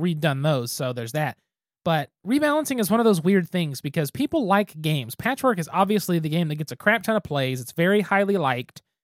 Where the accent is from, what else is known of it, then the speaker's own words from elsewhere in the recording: Geary, Oklahoma, United States; I'm from Geary, Oklahoma.